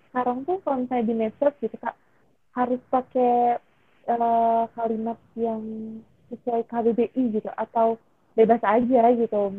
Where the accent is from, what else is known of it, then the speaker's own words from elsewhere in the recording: Depok, West Java, Indonesia; aku di daerah Jabodetabek di Depok aku anak Depok